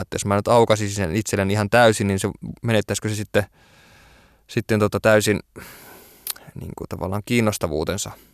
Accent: Oulu, North Ostrobothnia, Finland; kun olen kerta Oulusta kotoisin

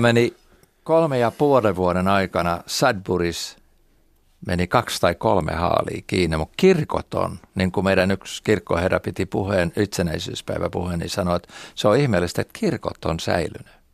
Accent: Turku, Southwest Finland, Finland; accent: Turku; now in Florida, United States; multa tulee se aksentti ja turkulaisuus ehkä vielä voimakkaammin sieltä

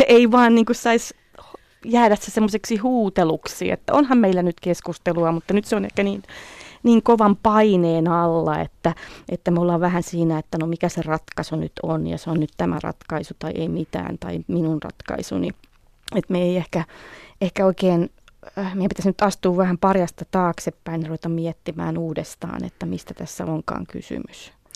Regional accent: Finland; moved away as an adult; also born or lived in California

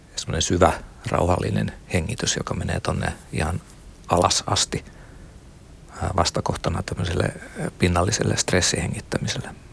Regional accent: Satakunta, Finland; Mä oon satakunnasta kotoisin. Siellä on paljon peltoja ja aakeita laakeita ja lapsuudessa veisattiin virsiä

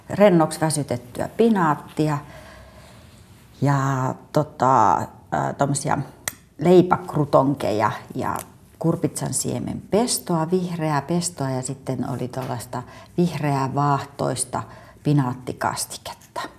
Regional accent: Lahti, Päijät-Häme, Finland; kerroin, että mä oon Lahdesta tänne.

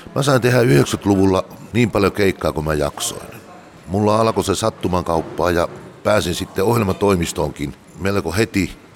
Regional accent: Tuupovaara, North Karelia, Finland; also born or lived in Joensuu / Mikkeli / Espoo / Jyväskylä; now in Laukaa, Finland; Pohjois-Karjalasta olen kotoisin Tuupovaara Öllölästä. Sen jälkeen asuttiin vähän aikaa Joisuussa ja siitä Mikkeli maalaiskuntaa

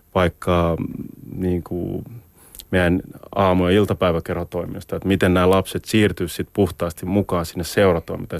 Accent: Helsinki, Uusimaa, Finland; moved away as an adult; kasvoin, kasvoin Maunulassa

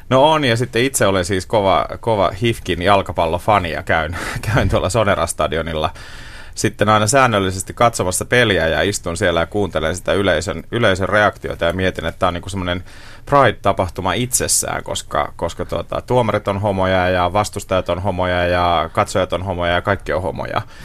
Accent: Seinäjoki, South Ostrobothnia, Finland; moved away; oman vanhan kotikaupunkini Seinäjoen

